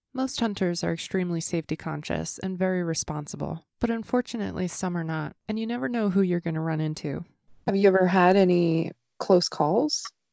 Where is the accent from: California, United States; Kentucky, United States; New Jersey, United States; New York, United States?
New Jersey, United States; moved away; I grew up in New Jersey, where hunting wasn't allowed on Sundays.